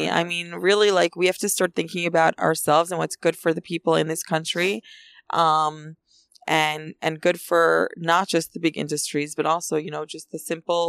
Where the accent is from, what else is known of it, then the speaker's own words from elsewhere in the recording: Efrat, West Bank, Israel; I love Efrat. I've loved growing up in Efrat. I loved living in Efrat.